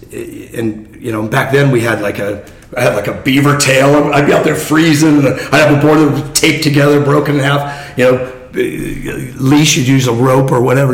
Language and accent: English; Fountain Valley, California, United States; also born or lived in Newport Beach, California; I grew up in Fountain Valley, California.